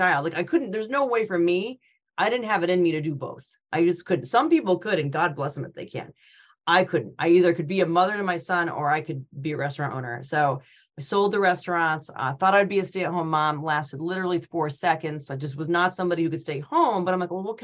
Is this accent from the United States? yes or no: yes; Connecticut, United States; moved away as an adult; also born or lived in Rhode Island / Boston; I'm from Connecticut, but I went to school at University of Rhode Island